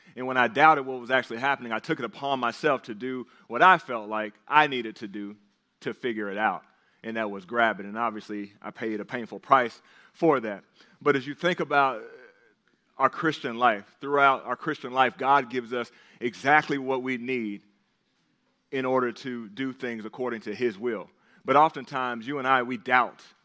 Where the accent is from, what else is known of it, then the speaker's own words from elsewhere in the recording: the South, United States; we grew up in the South